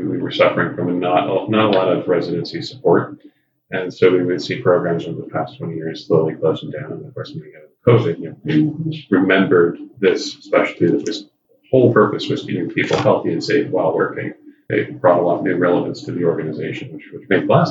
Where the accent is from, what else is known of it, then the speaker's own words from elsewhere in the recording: Lodi, California, United States; moved away; also born or lived in San Jose, California / San Francisco Bay Area; I grew up in a small town in Central California, Lodi, California